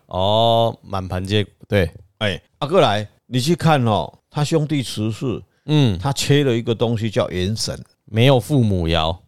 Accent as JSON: {"language": "Chinese", "country": "Taiwan", "accent": "Taiwanese Mandarin", "said": "害我们现在都讲的台湾国语。"}